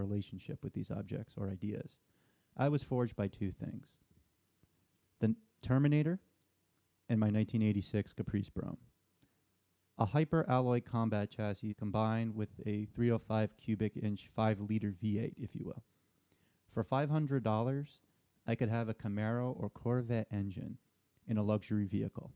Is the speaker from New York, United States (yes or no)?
yes; Port Chester, New York, United States; my hometown of Port Chester, New York